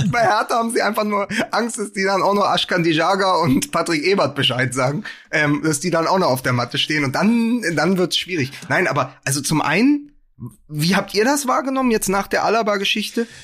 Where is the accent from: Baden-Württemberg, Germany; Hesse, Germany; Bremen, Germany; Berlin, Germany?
Berlin, Germany; als Berliner